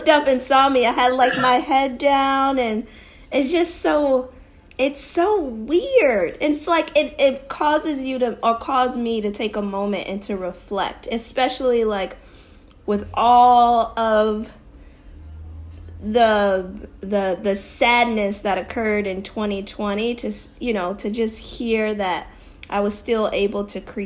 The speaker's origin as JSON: {"language": "English", "region": "Connecticut", "country": "United States", "moved": "as an adult", "lives_now": "New York City, United States", "said": "I'm originally from Connecticut, and I'm super proud of being from Connecticut."}